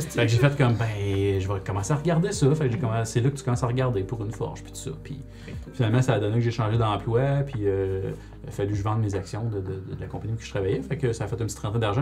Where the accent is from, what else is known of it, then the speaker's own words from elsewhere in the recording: Rouyn-Noranda, Quebec, Canada; je suis bien de Rouen, fait que c'était à l'école de la source à Rouen